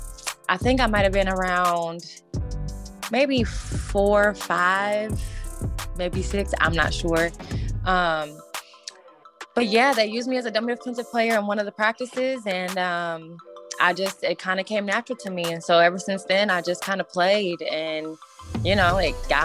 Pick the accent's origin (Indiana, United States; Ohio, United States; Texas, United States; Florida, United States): Indiana, United States; Indianapolis; I am from Indianapolis, Indiana, Midwest.